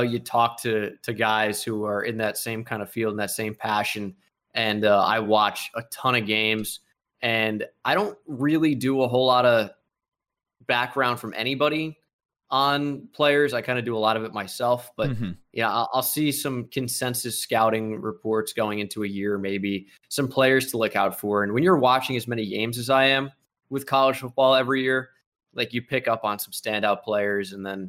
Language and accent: English; New Jersey, United States; I was Yankees obsessed growing up in New Jersey, you know, less than an hour away from Yankee Stadium.